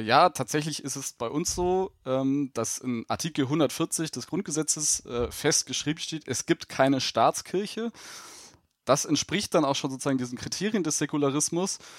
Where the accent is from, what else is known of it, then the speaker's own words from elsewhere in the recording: Germany; bei uns in Deutschland